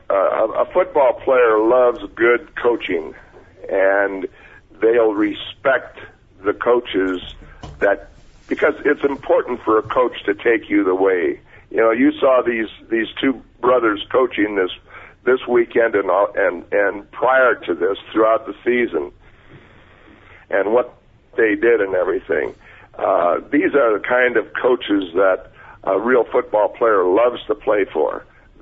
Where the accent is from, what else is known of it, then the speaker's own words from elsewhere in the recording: Wausau, Wisconsin, United States; moved away; also born or lived in Miami, Florida / Oakland, California; I'm a kid from Wausau, Wisconsin